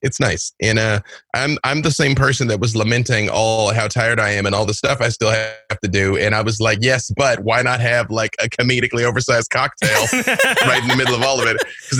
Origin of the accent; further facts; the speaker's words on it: Little Rock, Arkansas, United States; I'm from Little Rock, Arkansas.